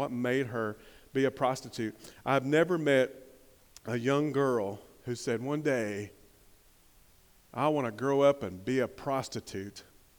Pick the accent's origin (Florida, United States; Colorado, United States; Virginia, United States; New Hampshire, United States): Virginia, United States; Hampton; partly because I was a little bit afraid, because I'm from Hampton.